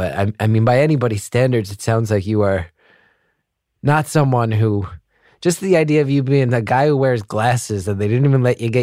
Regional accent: Northeast, United States; also born or lived in Los Angeles; now in New York, United States; I grew up in the Northeast

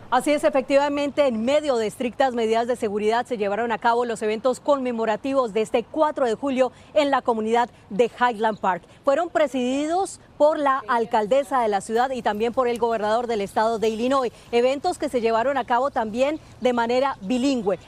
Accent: Oaxaca, Mexico; now in Arizona, United States; Yo soy de Oaxaca

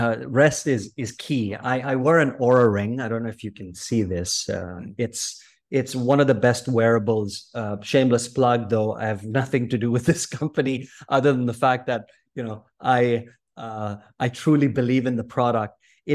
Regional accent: Philippines; So I grew up in Southeast Asia, in the Philippines, 7,111 islands.

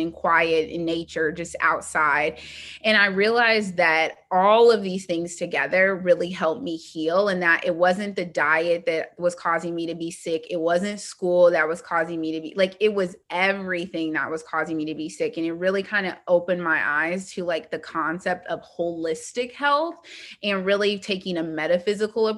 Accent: Indianapolis, Indiana, United States; I'm from Indianapolis

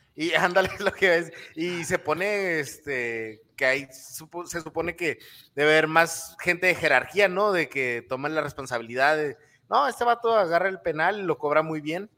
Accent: El Paso, Texas, United States; en Estados Unidos, en El Paso

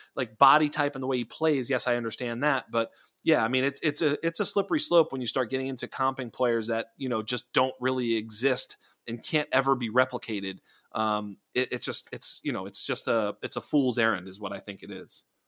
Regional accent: Boston, Massachusetts, United States; we were growing up and, eh, you know, in and around Boston

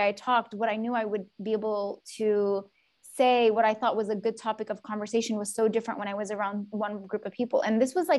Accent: Yemen; now in United States; growing up in Yemen

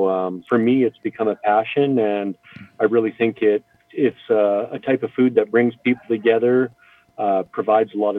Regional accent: Calgary, Alberta, Canada; moved away as an adult; now in Invermere, Canada; I was born and raised in Calgary

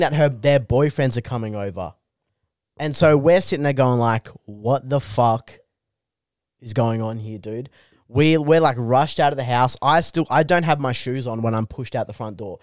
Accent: Bungendore, New South Wales, Australia; I grew up in Bungandore, which is just rampant alcoholism and problem gambling.

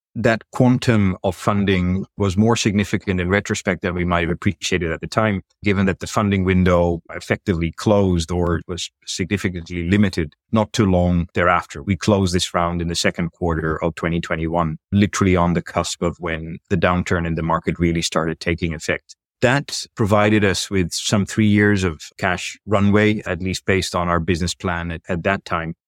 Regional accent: Netherlands; moved away as an adult; also born or lived in United Kingdom / New York City, United States; now in Asia; I'm originally from Europe. I'm a native of the Netherlands

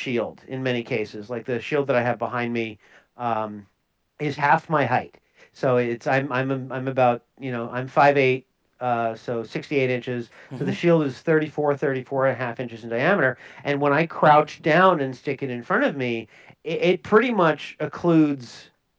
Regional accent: Minnesota, United States; I'm from Minnesota

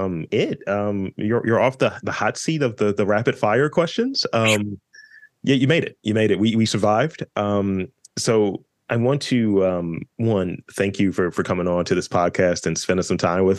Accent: Baltimore, Maryland, United States; a proud Baltimorean

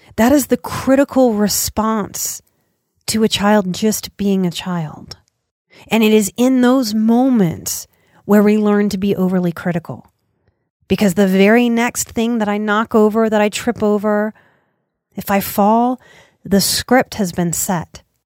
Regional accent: United States; as an American

